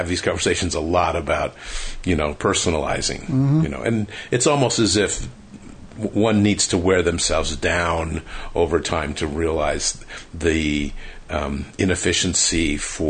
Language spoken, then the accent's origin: English; United States; I grew up just outside New York City